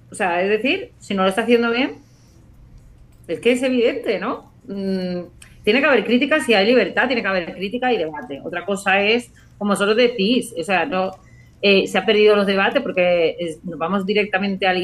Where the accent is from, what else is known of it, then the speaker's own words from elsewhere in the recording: Spain; los españoles